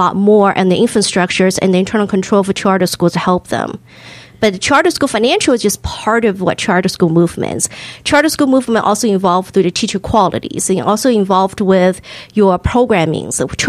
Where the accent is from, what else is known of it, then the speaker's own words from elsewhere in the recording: Hong Kong; also born or lived in China; now in United States; And I'm also, I'm a first generation immigrant. So I was born in China, raised in Hong Kong.